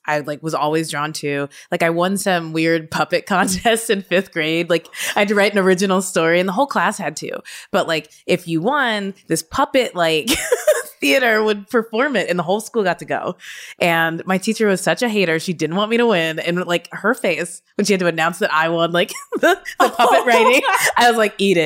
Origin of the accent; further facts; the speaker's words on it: Kentucky, United States; so yeah, I'm from Kentucky originally.